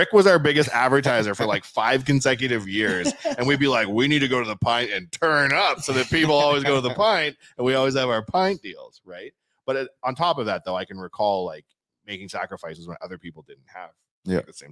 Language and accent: English; Canada